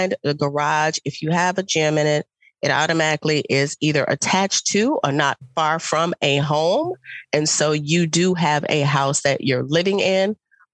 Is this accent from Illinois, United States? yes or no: yes; Chicago, Illinois, United States; I am from Chicago